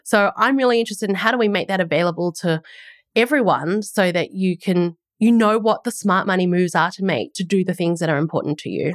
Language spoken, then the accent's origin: English; Australia; moved away as an adult; also born or lived in United States; now in New Zealand; I'm an Aussie, um, and that's where I grew up